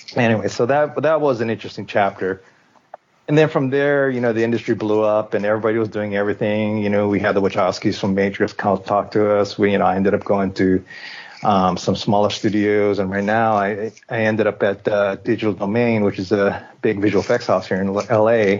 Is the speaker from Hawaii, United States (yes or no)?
yes; Hawaii, United States; first language English; now in Japan; I grew up in Hawaii. My parents are Japanese, like straight from Japan, Japanese. So, and I was born in Hawaii